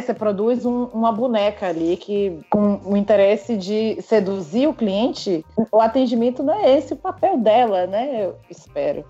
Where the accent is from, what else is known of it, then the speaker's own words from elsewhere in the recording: Northeast Brazil, Brazil; moved away as an adult; now in Rio de Janeiro, Brazil; eu sou nordestina, é porque eu tenho um sotaque, vou ter sotaque sim